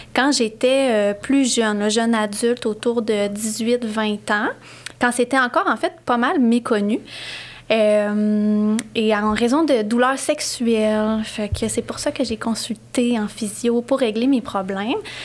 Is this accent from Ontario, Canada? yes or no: no; Sherbrooke, Quebec, Canada; also born or lived in Montreal; je suis originaire de Sherbrooke